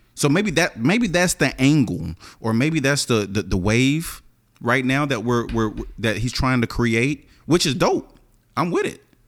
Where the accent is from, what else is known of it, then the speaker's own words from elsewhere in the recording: the South, United States; I'm from the South